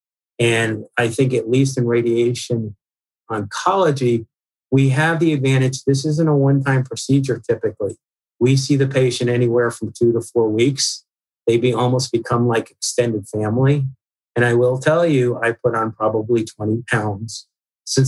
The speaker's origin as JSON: {"language": "English", "region": "Northeast", "country": "United States", "tie": "born or raised there", "said": "I grew up in the Northeast"}